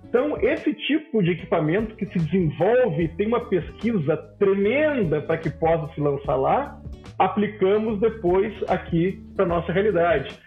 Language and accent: Portuguese; Porto Alegre, Rio Grande do Sul, Brazil; eu sou de Porto Alegre, lá na CRT que é a Companhia Rio Grandense de Telecomunicações